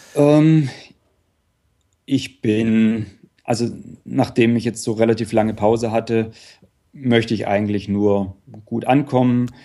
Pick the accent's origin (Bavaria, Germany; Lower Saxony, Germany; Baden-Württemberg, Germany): Baden-Württemberg, Germany; Upper Swabia; Ich komme aus der Gegend vom Bodensee, im Prinzip leider nicht direkt am See, aber so äh, Oberschwaben, das heißt dann im Prinzip so 20 Kilometer nördlich vom, nördlich vom See